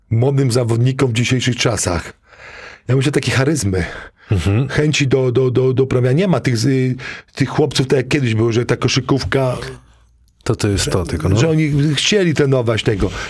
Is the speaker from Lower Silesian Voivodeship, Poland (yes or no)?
yes; Zgorzelec, Lower Silesian Voivodeship, Poland; moved away; also born or lived in Wrocław; ja ze Zgorzelca, małe miasteczko, kto kiedyś słyszał.